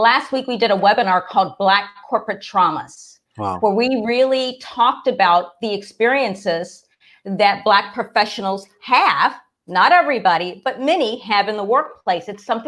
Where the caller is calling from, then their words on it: Washington, District of Columbia, United States; No, I'm in Washington, D.C.